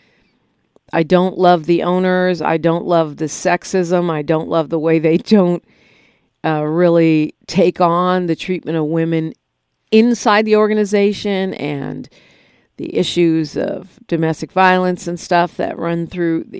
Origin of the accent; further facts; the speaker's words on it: San Francisco, California, United States; I grew up in San Francisco